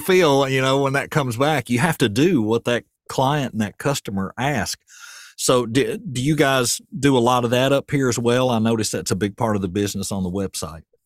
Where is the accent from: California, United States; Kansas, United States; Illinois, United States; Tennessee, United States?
Tennessee, United States; Murfreesboro; moved away as an adult; also born or lived in White House, Tennessee; now in Portland, United States; I'm from Murfreesboro, and when I go back home, I just feel lost. It's not the same place it was when I was a kid.